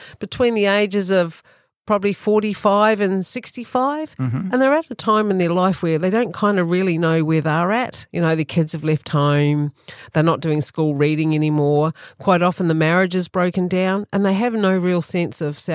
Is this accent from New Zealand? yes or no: yes; New Zealand; accent: New Zealand; moved away as an adult; now in Australia; I was born in New Zealand. I'm a New Zealand farmer's daughter.